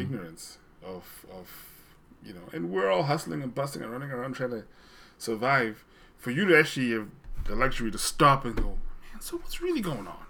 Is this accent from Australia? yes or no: no; Zimbabwe; moved away; I grew up in Zimbabwe where I sort of was exposed to a more formal British English.